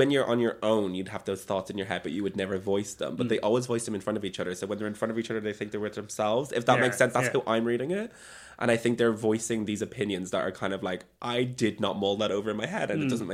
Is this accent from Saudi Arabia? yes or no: no; Ireland; I'm from Ireland